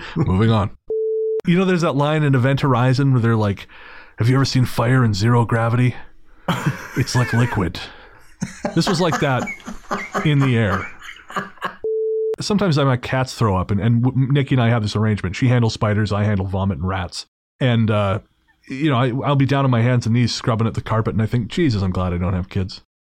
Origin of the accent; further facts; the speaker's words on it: England, United Kingdom; we are English